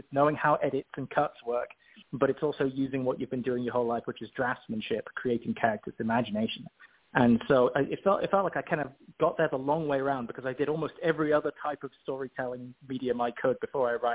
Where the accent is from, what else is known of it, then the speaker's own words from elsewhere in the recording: Oxford, South East England, United Kingdom; I come from Oxford in England. I grew up on the street where J.R.R. Tolkien is buried.